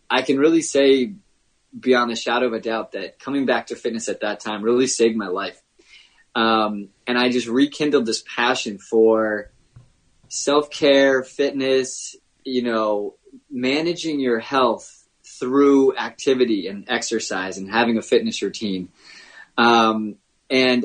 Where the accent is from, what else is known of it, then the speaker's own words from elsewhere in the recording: Connecticut, United States; now in Vermont, United States; I was born in Connecticut, raised down there